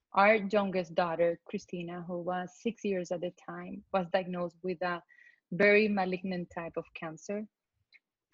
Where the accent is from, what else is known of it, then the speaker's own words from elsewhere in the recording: Colombia; moved away as an adult; now in United States; I was born in Colombia, South America, and I've been in the U.S. for the past 25 years